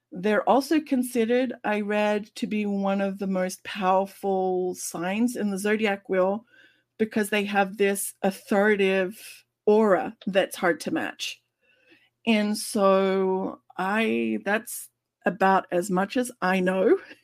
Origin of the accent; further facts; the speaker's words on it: Australia; moved away; as an Australian